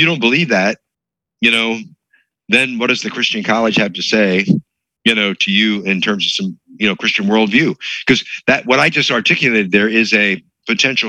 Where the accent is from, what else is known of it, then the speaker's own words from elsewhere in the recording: Hershey, Pennsylvania, United States; it was a good Bible teaching church that I grew up in Pennsylvania. If you're familiar with Pennsylvania, the Lancaster, Hershey.